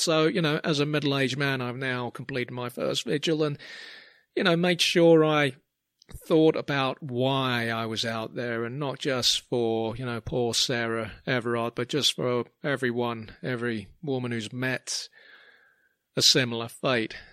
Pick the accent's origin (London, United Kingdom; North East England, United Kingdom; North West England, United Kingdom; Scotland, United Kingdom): London, United Kingdom; growing up in Clapham